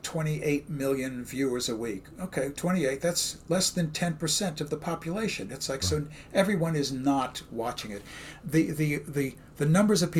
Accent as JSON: {"language": "English", "town": "New York City", "region": "New York", "country": "United States", "said": "Brooklyn, where I'm from"}